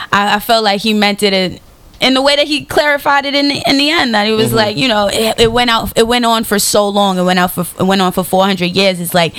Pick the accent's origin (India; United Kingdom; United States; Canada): United States; New York City, New York; I'm from the South Bronx, you know, so I'm all about, you know, that street urban vibe.